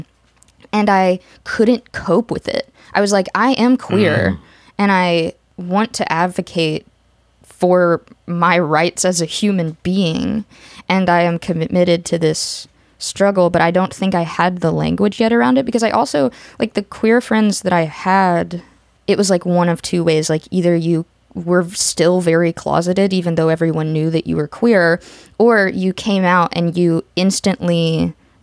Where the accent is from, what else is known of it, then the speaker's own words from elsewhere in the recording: the South, United States; growing up in the South and being in, like, a largely Republican family